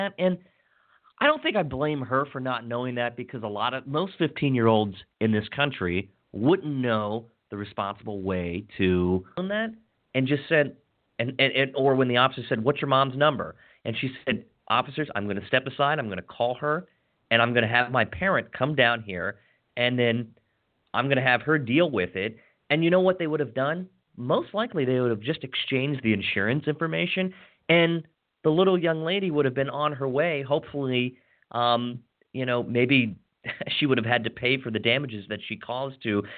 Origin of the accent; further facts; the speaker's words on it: Hagerstown, Maryland, United States; little Hagerstown, Maryland, my hometown where my grandparents were born back in the 20s